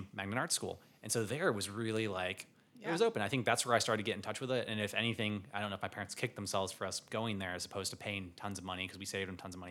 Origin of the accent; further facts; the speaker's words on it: Savannah, Georgia, United States; I'm from Savannah, Georgia